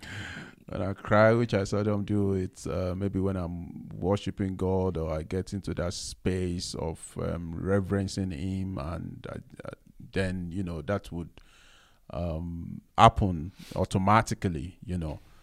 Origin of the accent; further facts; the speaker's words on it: Nigeria; me being a Nigerian, growing up as a man